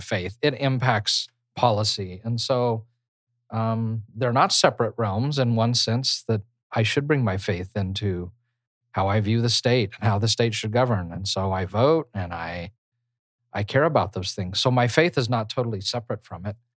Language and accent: English; United States